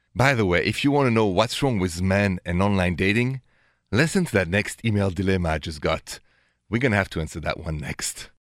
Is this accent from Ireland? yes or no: no; Paris, Île-de-France, France; accent: French; English is a second language; moved away; The accent is French. I was born and raised in Paris